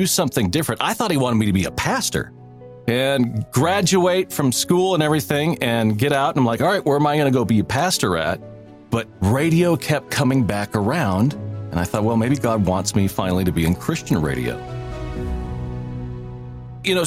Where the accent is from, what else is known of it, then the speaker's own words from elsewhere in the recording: Seattle, Washington, United States; I grew up in Seattle, Washington.